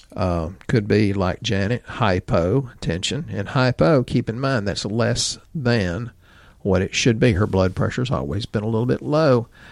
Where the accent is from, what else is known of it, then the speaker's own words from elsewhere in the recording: Texas, United States; accent: redneck Texan; I'm redneck Texan 'cause I'm rural